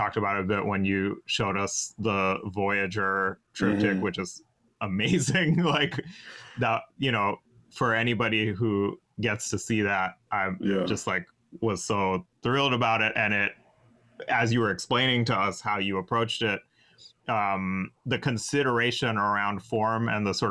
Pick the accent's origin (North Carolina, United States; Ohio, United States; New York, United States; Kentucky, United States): North Carolina, United States; I'm from North Carolina.